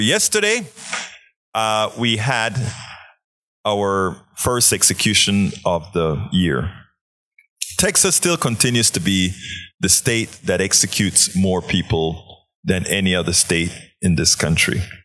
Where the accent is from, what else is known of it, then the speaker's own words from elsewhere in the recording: Panama; moved away; growing up in Panama